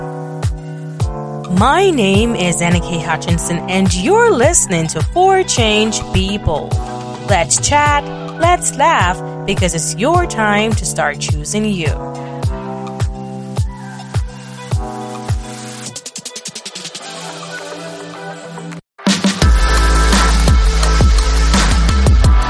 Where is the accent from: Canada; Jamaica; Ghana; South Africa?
Jamaica; now in Las Vegas, United States; I'm tropical climate, so I'm from Jamaica.